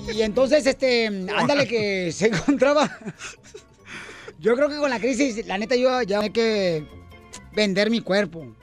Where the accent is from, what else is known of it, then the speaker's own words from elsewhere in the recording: Ocotlán, Jalisco, Mexico; yo soy de Ocotlán, Jalisco